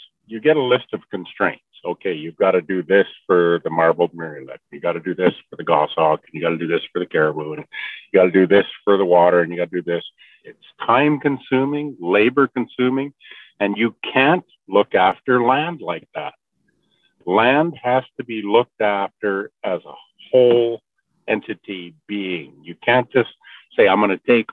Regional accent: northwest British Columbia, Canada; I am from the Tel'tan people in northwest British Columbia. We live in the Skeen River area.

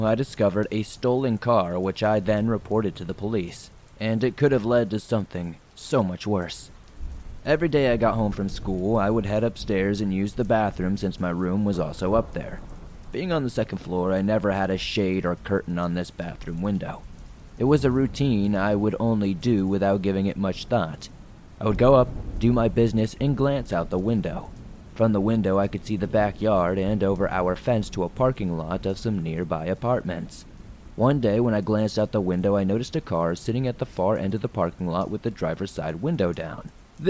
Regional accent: Maine, United States; For some context, I am from Maine. This takes place in the year of 2008 in Jay, Maine.

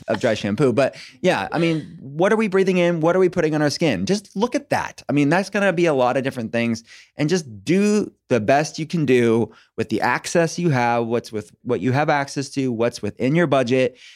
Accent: United States; I'm an American

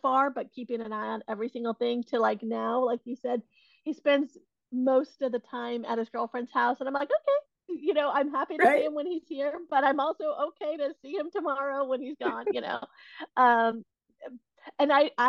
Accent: Silicon Valley, California, United States; I have been born and raised in the Silicon Valley, California, and really grew up around a lot of tech.

